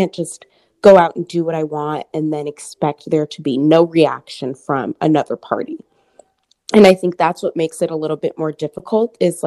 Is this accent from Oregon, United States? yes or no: yes; Portland, Oregon, United States; now in Houston, United States; I'm from Portland, Oregon area